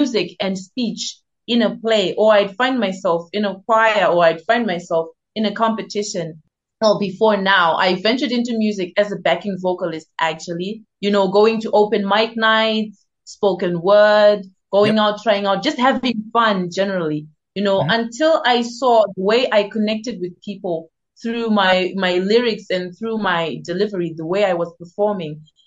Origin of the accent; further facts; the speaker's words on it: Zimbabwe; now in South Africa; I am based in South Africa currently, but I am originally from Zimbabwe.